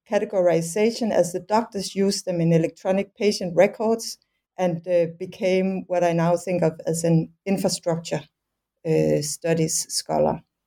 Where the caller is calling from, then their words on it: Copenhagen, Capital Region of Denmark, Denmark; also born or lived in Aarhus, Denmark / Netherlands; I'm calling from Copenhagen, where I also did my uh, training in anthropology